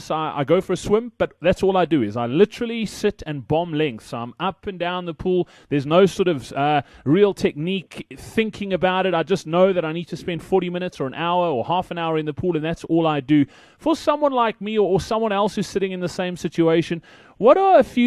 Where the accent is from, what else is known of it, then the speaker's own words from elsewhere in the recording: Johannesburg, Gauteng, South Africa; I'm from Joburg